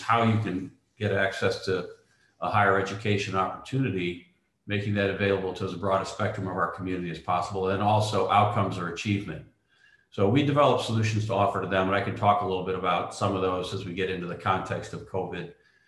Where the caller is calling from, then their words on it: New York, United States; I'm clicking in from beautiful North Shore of Long Island, New York.